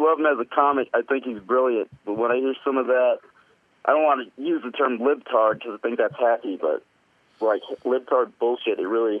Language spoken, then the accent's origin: English; Texas, United States; I'm 23, so like I'm considered a millennial and shit, but I'm also from Texas.